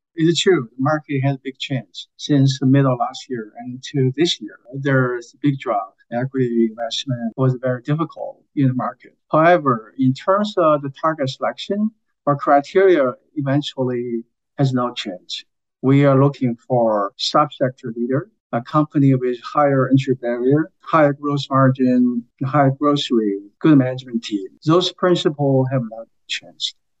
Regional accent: China; moved away; I was from China originally

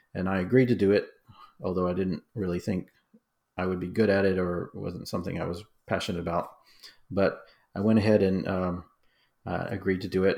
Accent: New Orleans, Louisiana, United States; I grew up in the Southern Baptist Church in a suburb of New Orleans, Louisiana

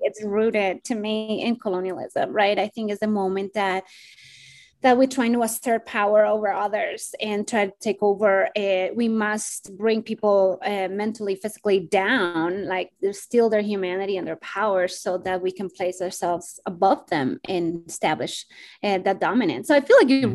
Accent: Bogotá, Colombia; now in United States; I am originally from Bogota, Colombia. And uh, I migrated to the US in 2001

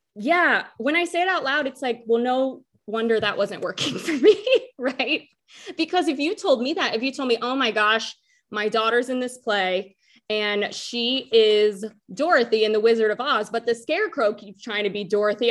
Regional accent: North Carolina, United States; we're from North Carolina.

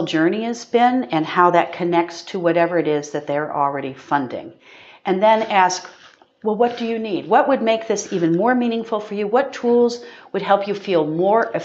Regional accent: United States; as an American

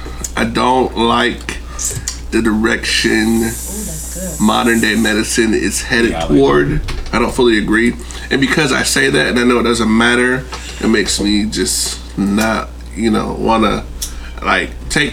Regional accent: United States; And because we're American, I just think, you know, I don't know about Black American, but.

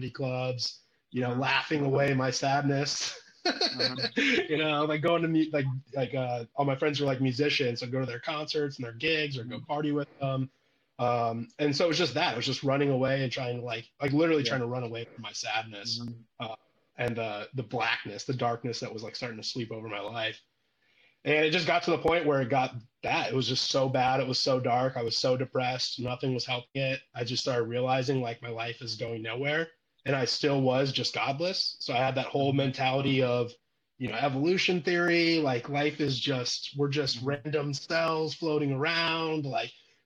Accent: Illinois, United States; moved away as an adult; also born or lived in California; now in Nashville, United States; I'm born and raised in Illinois, in a college town

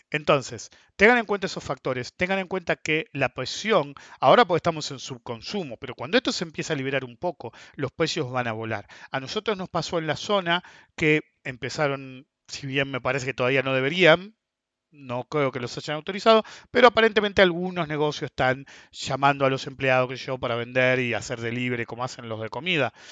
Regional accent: Argentina; Segundo, porque somos Argentina. Todos se van a tratar de salvar.

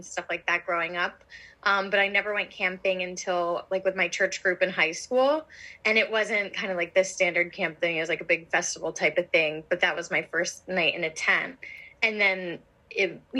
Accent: Pennsylvania outside of Philadelphia, United States; moved away as an adult; now in New Jersey, United States; I grew up in Pennsylvania outside of Philadelphia and I live in New Jersey outside of Philadelphia now

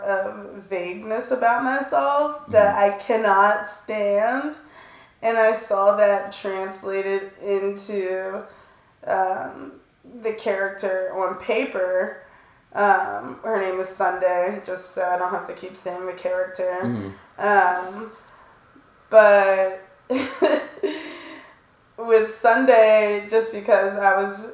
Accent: Washington, District of Columbia, United States; I'm from Washington, D.C.

